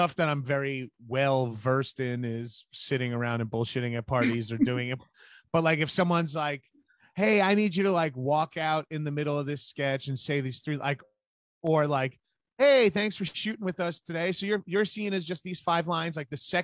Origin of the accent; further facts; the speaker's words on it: Long Island, New York, United States; I'm from New York. I'm from Long Island